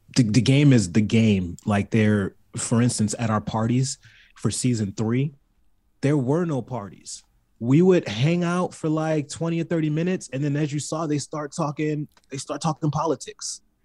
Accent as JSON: {"language": "English", "region": "California", "country": "United States", "tie": "born or raised there", "also_born_or_lived": "Baltimore, Maryland", "said": "I was raised in California"}